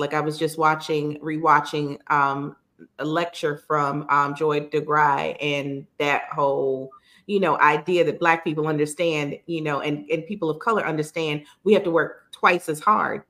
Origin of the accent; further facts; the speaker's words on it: New York City, New York, United States; growing up in Brooklyn, the Jewish community is strong